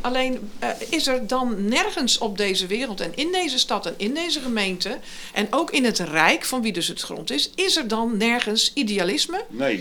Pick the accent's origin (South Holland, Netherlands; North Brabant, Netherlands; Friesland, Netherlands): South Holland, Netherlands; Gorinchem; ik kom uit de Lingenwijk, hè? dus ik heb mhm. onderaan die dijk gewoond.